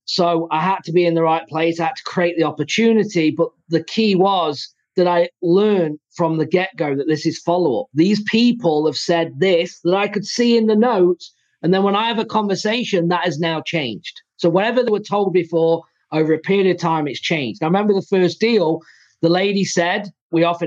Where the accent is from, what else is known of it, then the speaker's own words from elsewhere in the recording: England, United Kingdom; moved away as an adult; now in United States; I'm from England